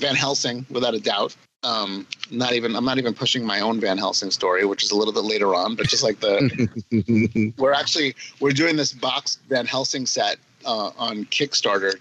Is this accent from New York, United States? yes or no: yes; New York City, New York, United States; growing up in Queens, and we used to go to the World's Fairgrounds.